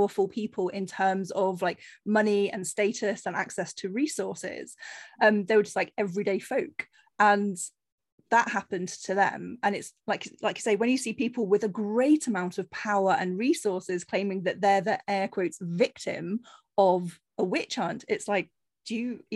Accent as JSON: {"language": "English", "area": "Cornish fishing village", "region": "South West England", "country": "United Kingdom", "tie": "born or raised there", "moved": "yes", "said": "I grew up on a very sheltered Cornish fishing village, you know, there was very little diversity at all in my hometown. So I was very keen to move out"}